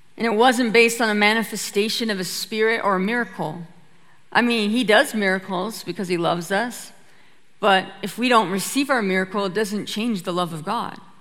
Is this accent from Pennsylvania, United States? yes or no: no; Petersburg, Alaska, United States; I'm from a little homestead right outside of a Norwegian fishing town called Petersburg, Alaska